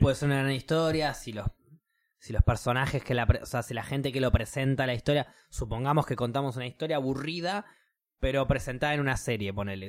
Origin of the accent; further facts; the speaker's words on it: Argentina; como pueblo argentino